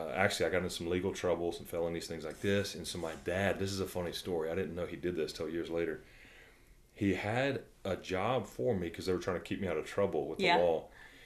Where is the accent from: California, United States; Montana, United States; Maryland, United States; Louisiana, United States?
Louisiana, United States; we're all from Louisiana